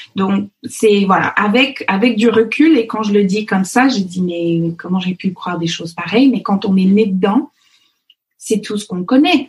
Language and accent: French; Fox Creek, Alberta, Canada; French is a second language; moved away as an adult; also born or lived in Paris region, France; now in Versailles area, France; l'Alberta, là où j'ai grandi, euh, les, les, gens de l'Alberta ou le Fox Creek, euh, là où j'ai grandi